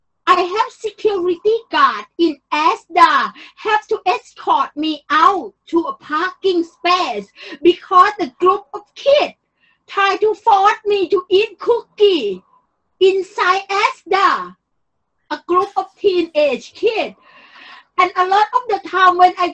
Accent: Bangkok, Thailand; moved away; I am really from Bangkok

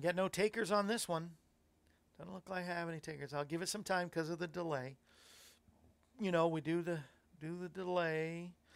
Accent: Florida, United States; when I was growing up in Florida

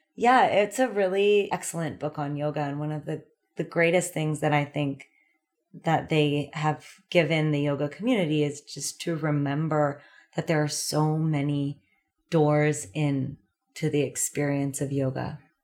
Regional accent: California, United States; moved away as an adult; also born or lived in New York City; growing up in California

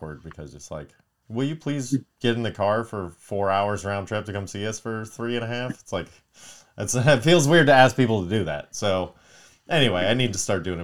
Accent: Palmdale, California, United States; we grew up in Palmdale

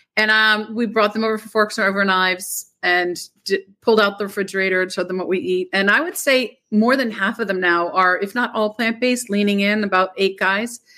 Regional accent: Rhode Island, United States; also born or lived in Boston / New York; I've always been in Rhode Island.

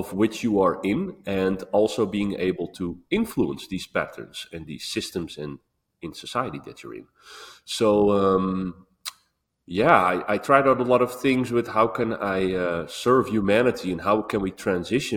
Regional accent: Netherlands; I was born, well, this body was born in Holland

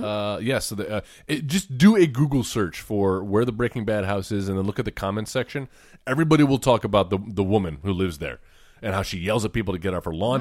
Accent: Beeville, Texas, United States; moved away; Beeville, Texas, my hometown

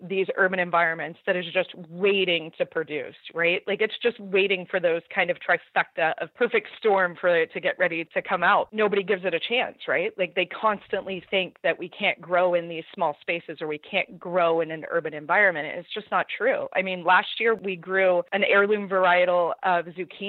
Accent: Southern California, United States; moved away; We're both from Southern California, coastal, definitely small backyards, not a lot of space

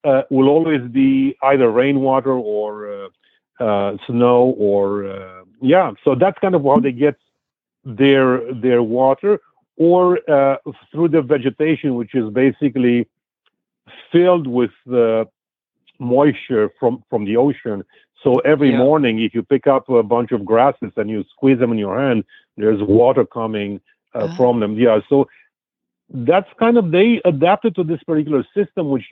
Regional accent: Canada; now in New York, United States; as a Canadian

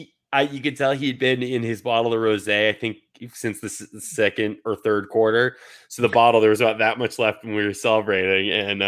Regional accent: Seattle, Washington, United States; born there; So I was born in Seattle.

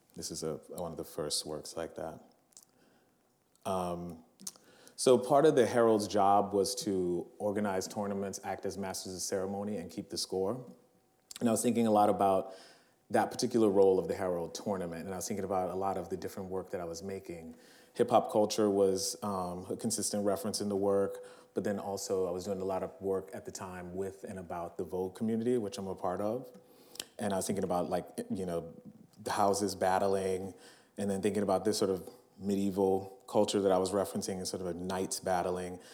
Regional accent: New Orleans, Louisiana, United States; moved away; my hometown, New Orleans

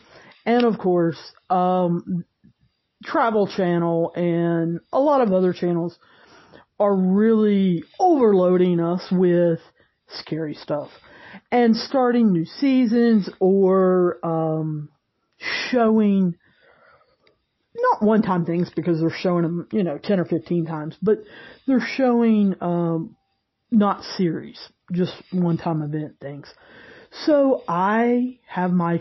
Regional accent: the South, United States; I'm from the South. There's actually a town called St. Albans that's, I don't know, 10 minutes from me.

